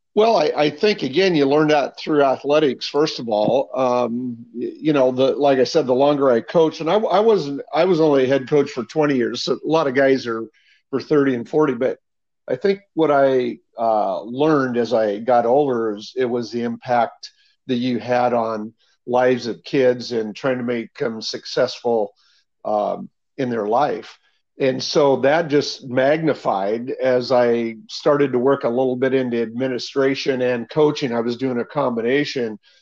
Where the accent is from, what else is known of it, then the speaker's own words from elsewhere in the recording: Hillsboro, Oregon, United States; moved away as an adult; I grew up in Hillsboro, Oregon, almost all my life, and I taught and coached there for the first almost 20 years